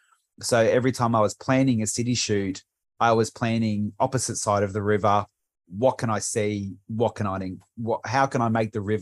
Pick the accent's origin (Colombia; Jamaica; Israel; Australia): Australia; Frankston, Victoria; also born or lived in Bundaberg; And where I grew up in Frankston was near the water. We moved to Bundaberg, which is nowhere near water.